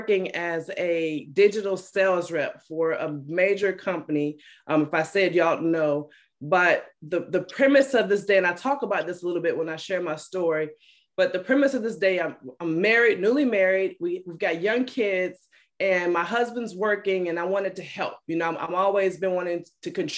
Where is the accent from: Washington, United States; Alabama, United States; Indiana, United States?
Alabama, United States; also born or lived in Detroit, Michigan; I'm originally from Detroit, Michigan. I moved to Alabama when I was a little girl and pretty much been raised by my mom